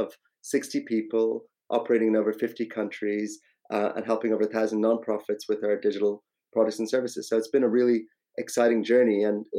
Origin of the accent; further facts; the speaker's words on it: Ireland; moved away as an adult; also born or lived in India; now in London, United Kingdom; My own background, so originally Indian, actually grew up in Ireland, moved over to London about 20 years ago